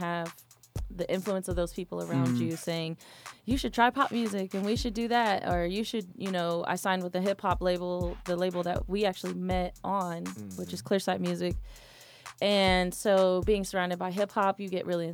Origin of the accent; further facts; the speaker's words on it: Sacramento, California, United States; now in Atlanta, United States; I am originally from Sacramento, California